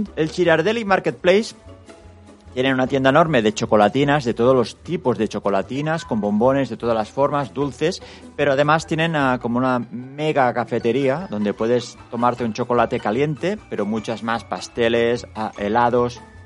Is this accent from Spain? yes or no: yes; Spain; nosotros, siendo los únicos españoles